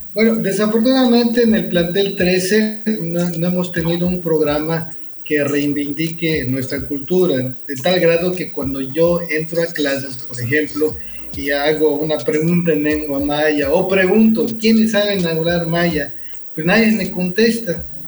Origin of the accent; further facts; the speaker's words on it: Nunkiní, Campeche, Mexico; first language Spanish; soy oriundo de la comunidad de Nunquiní